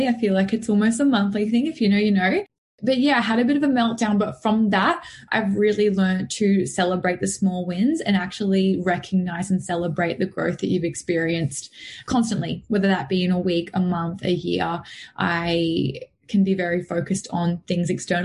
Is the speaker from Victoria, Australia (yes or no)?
no; Noosa, Queensland, Australia; also born or lived in Mooloolaba; I'm from Sunshine Coast, still on the Sunshine Coast, but I was always sort of brought up down Noosa way